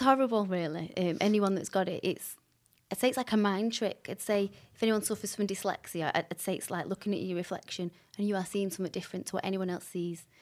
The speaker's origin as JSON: {"language": "English", "town": "Salford", "region": "North West England", "country": "United Kingdom", "said": "as they heard my voice, they were like, \"Where are you from?\" Salford"}